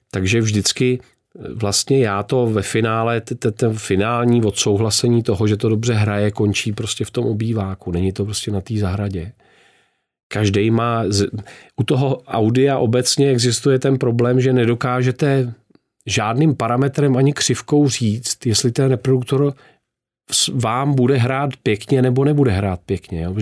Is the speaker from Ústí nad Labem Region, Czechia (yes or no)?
no; Hýskov, Central Bohemian Region, Czechia; Já jsem z Hískova u Berouna